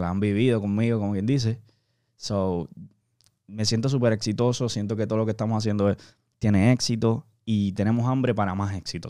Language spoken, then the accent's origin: Spanish; Puerto Rico; now in Miami, United States; yo soy de Puerto Rico, ¿verdad? Actualmente estamos aquí trabajando en Miami